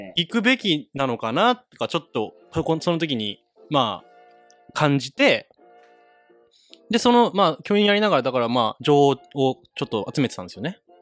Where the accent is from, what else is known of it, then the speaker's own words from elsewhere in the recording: Kagoshima, Japan; now in Niseko, Japan; 僕全然鹿児島生まれだから